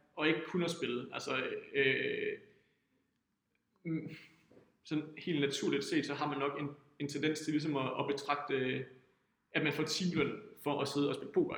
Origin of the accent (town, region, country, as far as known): Denmark